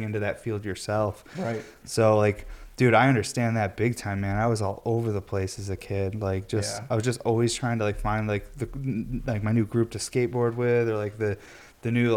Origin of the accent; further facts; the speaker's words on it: Syracuse, New York, United States; I'm from Syracuse, New York